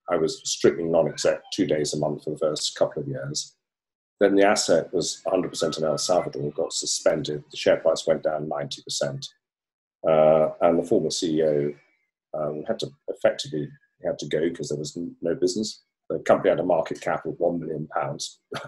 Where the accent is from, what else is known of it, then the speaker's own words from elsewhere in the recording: Hong Kong; born there; I was born in Hong Kong out of a military family. So my father was a colonel in the British Army. And hence I got born in Hong Kong because he was stationed there.